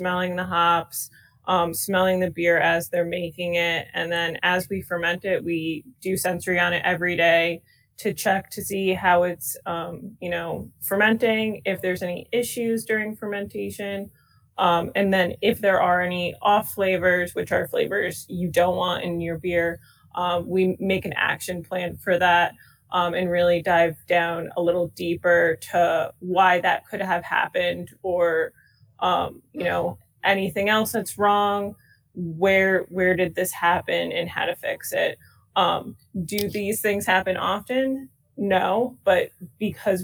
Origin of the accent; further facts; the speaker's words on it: Stratford, Connecticut, United States; also born or lived in Guilford, Connecticut; I was actually born and raised in Stratford, Connecticut